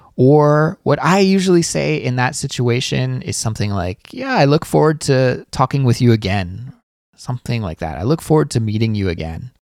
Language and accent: English; Canada; As a Canadian, I have a social insurance number.